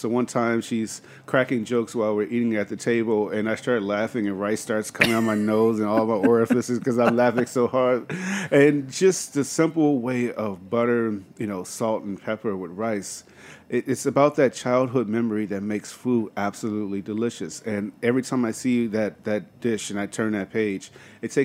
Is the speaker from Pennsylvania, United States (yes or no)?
no; Chicago, Illinois, United States; moved away as an adult; now in Atlanta, United States; in downtown Chicago, between Chinatown, Russiantown, and Greektown, not too far away